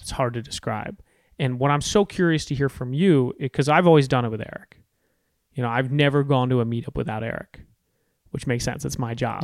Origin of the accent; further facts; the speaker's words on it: Storrs, Connecticut, United States; I grew up in Storrs, Connecticut